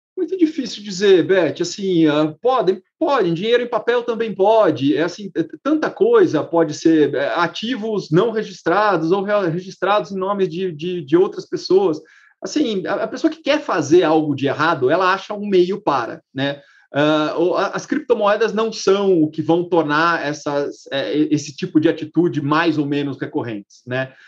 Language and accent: Portuguese; Brazil; como brasileiro